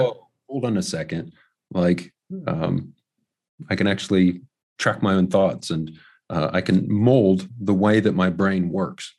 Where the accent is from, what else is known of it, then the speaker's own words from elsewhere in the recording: Ohio, United States; also born or lived in New Zealand; my hometown, which is about two hours away